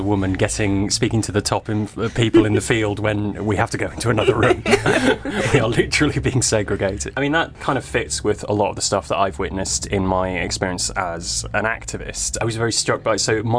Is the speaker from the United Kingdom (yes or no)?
yes; Manchester, North West England, United Kingdom; also born or lived in Cambridge; So I am originally from Manchester. I actually grew up here. I spent quite a lot of time away for my studies.